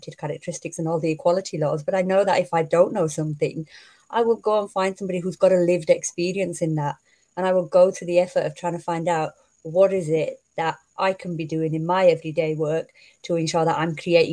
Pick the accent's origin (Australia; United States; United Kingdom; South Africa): United Kingdom; Bradford, Yorkshire and the Humber; I'm from Bradford. I'm a Yorkshire woman.